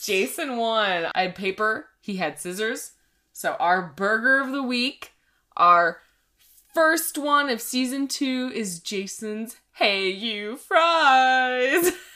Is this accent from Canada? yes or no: yes; Canada; we are Canadian